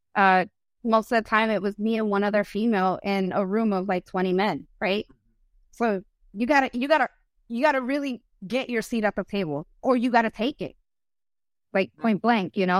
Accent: United States; first language Spanish; English is a second language; I'm first generation of America. My mom immigrated from Ecuador

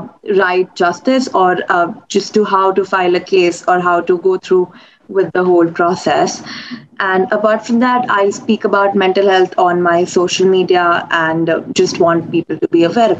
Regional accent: India; I'm from India and I'm 22 years old.

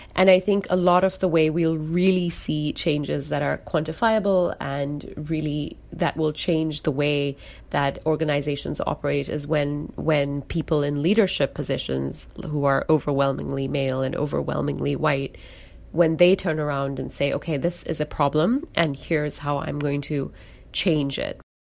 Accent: Singapore; moved away as an adult; also born or lived in United Kingdom / India; now in Seattle, United States; I was born and brought up in Singapore, and I identify as a Singaporean.

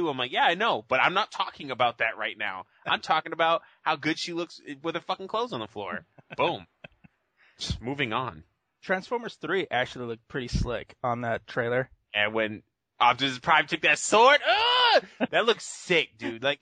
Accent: Massachusetts, United States; I'm from Massachusetts.

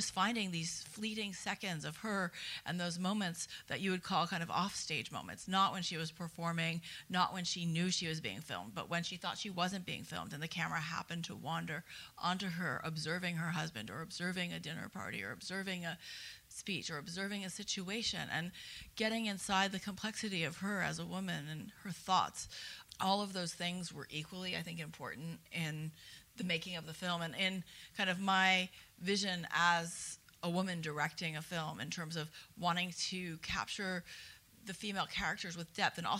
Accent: United States; my perspective as an American woman

